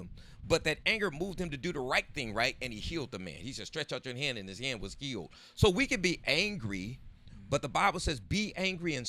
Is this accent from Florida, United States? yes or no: no; San Diego, California, United States; we all grew up on Southeast San Diego